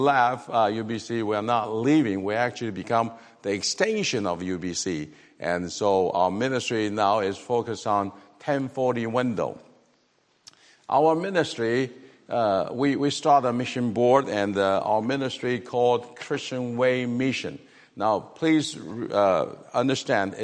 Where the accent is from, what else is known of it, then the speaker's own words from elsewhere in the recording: Taiwan; English is a second language; moved away as an adult; also born or lived in Greenville, United States; we learned English when we were in Taiwan, but then the thing is that they speak English differently than here